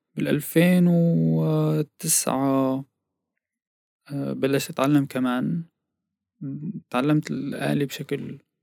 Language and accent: Arabic; As-Suwayda, As-Suwayda Governorate, Syria; moved away as an adult; also born or lived in Aleppo, Syria / Sanaa, Yemen / Damascus, Syria; now in Netherlands; ولدت بسوريا بالسويدة بمدينة السويدة